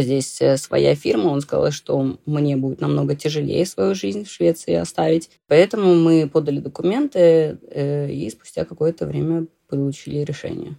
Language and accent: Russian; Saint Petersburg, Russia; moved away as an adult; now in Dalarna, Sweden; я выросла, да, там, в Санкт-Петербурге